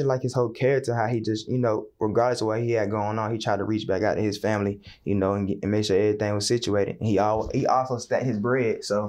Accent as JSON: {"language": "English", "town": "Atlanta", "region": "Georgia", "country": "United States", "also_born_or_lived": "Jacksonville, Florida", "said": "I'm from Atlanta, Georgia."}